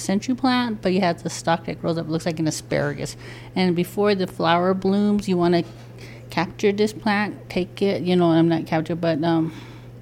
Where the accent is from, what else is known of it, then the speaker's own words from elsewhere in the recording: San Carlos Apache Reservation, Arizona, United States; I am from the Narastwasan clan from the St. Carlos Apache tribe